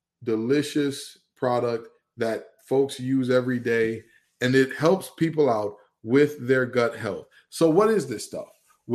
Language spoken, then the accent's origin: English; Detroit, Michigan, United States; And mind you, I'm from Detroit, Michigan.